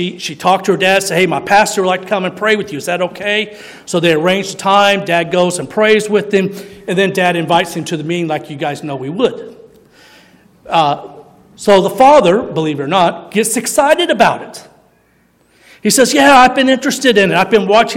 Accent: Missouri, United States; I was born in Missouri

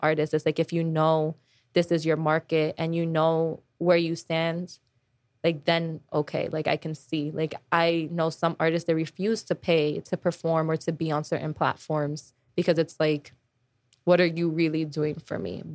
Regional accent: New York, United States; I'm from New York and I'm working in New York

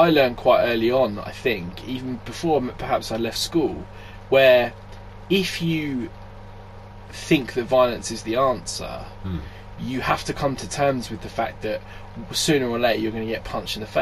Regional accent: Glasgow, Scotland, United Kingdom; my sort of upbringing being, I may have mentioned it before, being Glaswegian

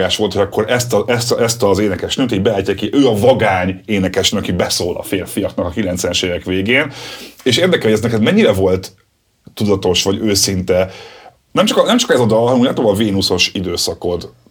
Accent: Budapest, Hungary; én pesti gyerek vagyok

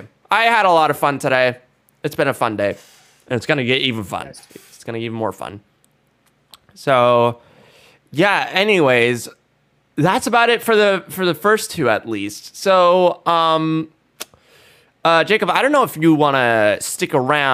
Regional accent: India; as an Indian

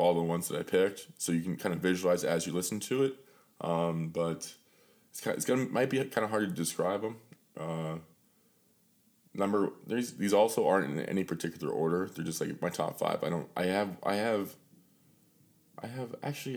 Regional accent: Pittsburgh, Pennsylvania, United States; born and raised in Pittsburgh

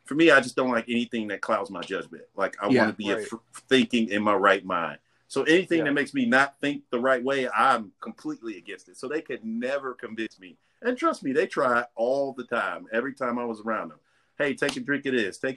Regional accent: Maywood, Illinois, United States; I grew up in Maywood

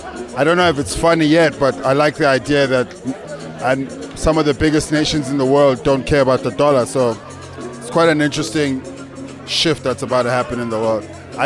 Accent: South Africa; I am South African

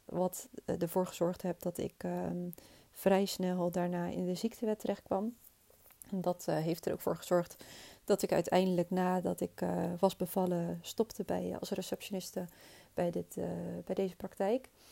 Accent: Rotterdam, South Holland, Netherlands; Ik ben opgegroeid in Hoogvliet met mijn twee ouders en mijn zusje.

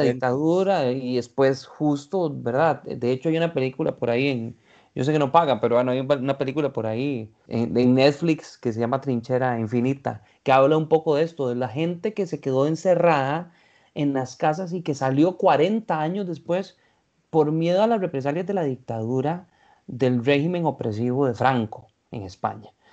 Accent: Costa Rica; los ticos

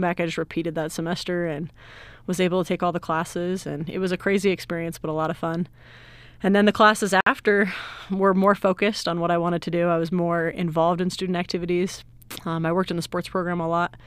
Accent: Salt Lake City, Utah, United States; now in San Antonio, United States; I'm originally from Salt Lake City, Utah, but I currently live in San Antonio, Texas

